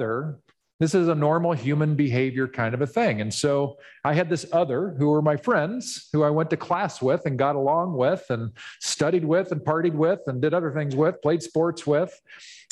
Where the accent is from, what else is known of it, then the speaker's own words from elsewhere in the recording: Ottawa, Kansas, United States; we moved from Kansas City when I was 8 years old to a small town in Kansas called Ottawa, Kansas